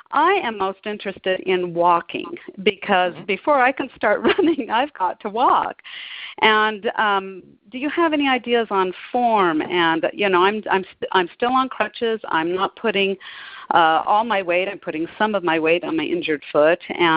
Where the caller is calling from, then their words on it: Salt Lake City, Utah, United States; I'm calling from Salt Lake City, Utah